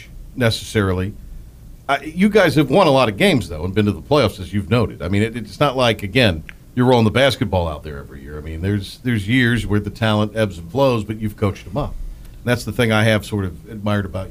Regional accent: Kinston, North Carolina, United States; I grew up in Kinston

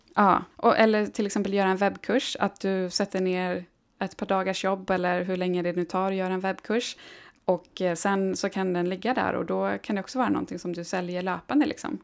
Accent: Gällivare, Norrbotten County, Sweden; moved away; uppe i Gällivare som är min hemstad

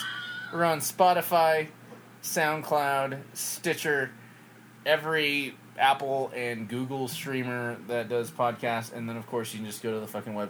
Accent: England, United Kingdom; And I've met one family I grew up with back in England that was from Maine.

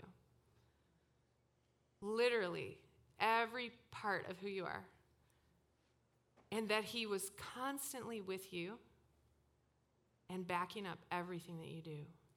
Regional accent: Toronto, Ontario, Canada; moved away; I came from Toronto, grew up in Toronto

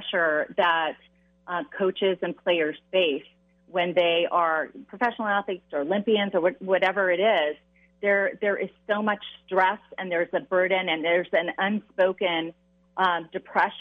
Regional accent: Southern California, United States; I grew up in Southern California here

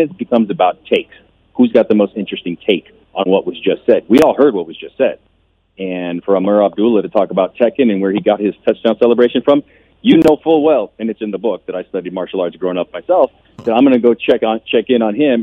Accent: Barstow, California, United States; I was 20 years old, a student at Barstow College, stringing for my hometown paper, the Barstow Desert Dispatch

